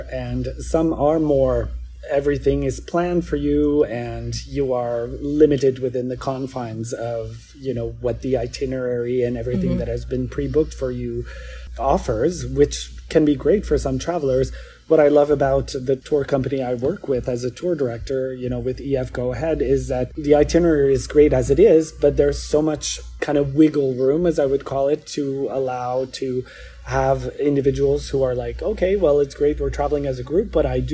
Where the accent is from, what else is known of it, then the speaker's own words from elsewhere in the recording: Montreal, Quebec, Canada; I'm from Montreal, Quebec in Canada. I'm a French Canadian